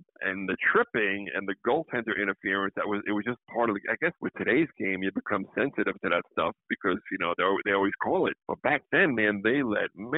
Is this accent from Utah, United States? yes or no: no; Suffolk County, Long Island, New York, United States; I went through hell as a kid being a Ranger fan growing up in Suffolk County, Long Island